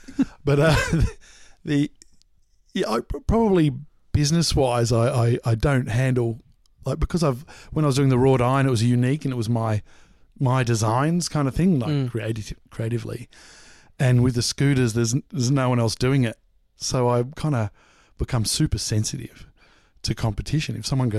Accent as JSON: {"language": "English", "town": "Mooroolbark", "region": "Victoria", "country": "Australia", "tie": "born or raised there", "said": "No, Moorabbark."}